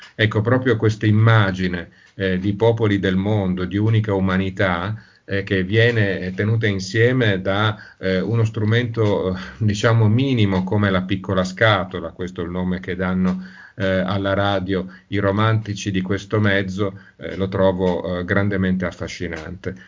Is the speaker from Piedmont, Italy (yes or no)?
yes; Turin, Piedmont, Italy; moved away; sono torinese